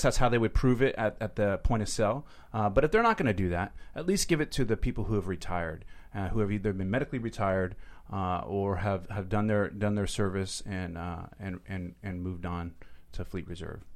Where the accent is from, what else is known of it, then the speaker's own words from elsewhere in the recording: Seattle, Washington, United States; moved away as an adult; I'm from Seattle